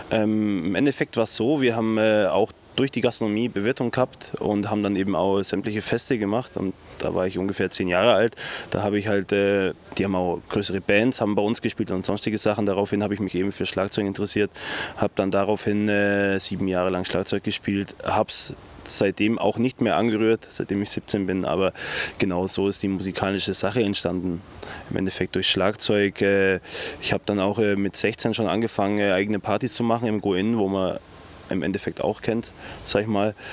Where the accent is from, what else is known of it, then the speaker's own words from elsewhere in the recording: Allgäu, Bavaria, Germany; also born or lived in Dresden; Allgäuer durch und durch. So zu sagen. Seit 29 Jahren wohne ich hier. Im Endeffekt merkt man es auch im Dialekt. Ich versuche Hochdeutsch zu reden, aber äh, das ein oder andere Allgäuer Wort kann man mir dann irgendwie ja, kommt dann doch raus